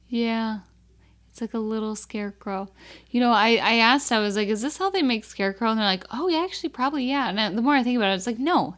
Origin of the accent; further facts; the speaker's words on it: Minnesota, United States; we're Minnesotan